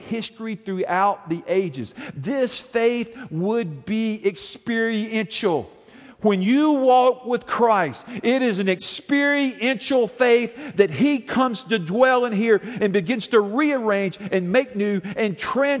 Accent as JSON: {"language": "English", "town": "Montgomery", "region": "Alabama", "country": "United States", "tie": "born or raised there", "said": "we grew up here in Montgomery, and we lived over somewhere in East Montgomery"}